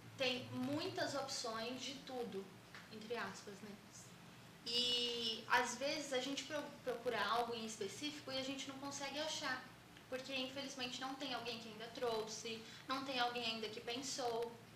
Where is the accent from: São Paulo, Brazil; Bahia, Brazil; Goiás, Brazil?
São Paulo, Brazil; Eu sou de São Paulo, capital, mas sempre confundo se eu sou paulista ou paulistana.